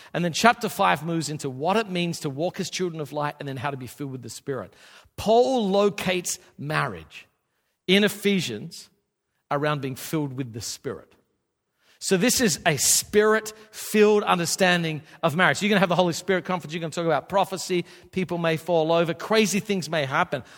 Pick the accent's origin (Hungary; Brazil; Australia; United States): Australia; I, I grew up in Australia.